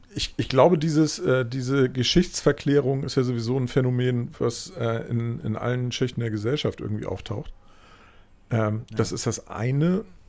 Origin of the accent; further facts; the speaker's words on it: West Germany, Germany; ich halt da dann wirklich einfach als Wessi